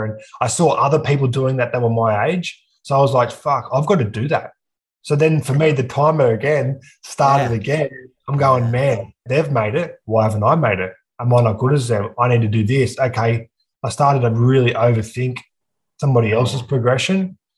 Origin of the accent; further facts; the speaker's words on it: Aberdeen, New South Wales, Australia; also born or lived in Scone, New South Wales; now in Newcastle, Australia; I grew up in a small country town called Aberdeen, which is about an hour and a half north of Newcastle